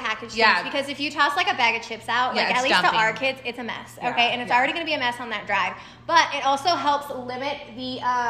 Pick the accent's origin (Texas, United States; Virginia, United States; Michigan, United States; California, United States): Texas, United States; I'm from Texas and speed limits are 80.